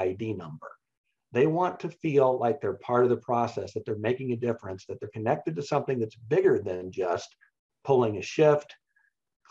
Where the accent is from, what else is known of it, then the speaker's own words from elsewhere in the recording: Kansas, United States; I grew up in Kansas